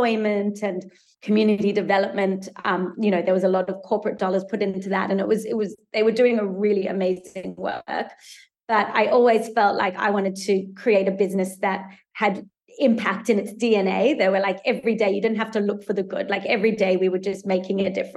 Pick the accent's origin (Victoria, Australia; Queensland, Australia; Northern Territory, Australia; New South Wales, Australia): New South Wales, Australia; Sydney; also born or lived in South Africa / New York / London; we grew up in Sydney, on the North Shore of Sydney. Our parents are South African, and they immigrated to Australia when I was a baby